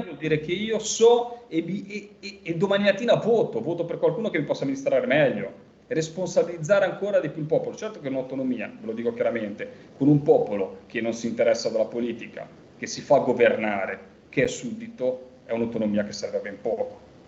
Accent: Liguria, Italy; io ligure

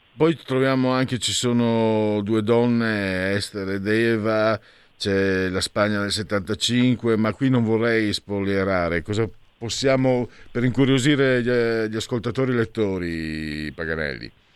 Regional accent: Friuli-Venezia Giulia, Italy; moved away as an adult; also born or lived in Veneto; now in Milan, Italy; vengo dal Friuli, mezzo Veneto, mezzo Friulano sono

